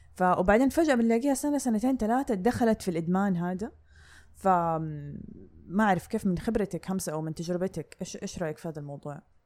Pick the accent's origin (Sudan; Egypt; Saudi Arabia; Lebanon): Saudi Arabia; عندنا في السعودية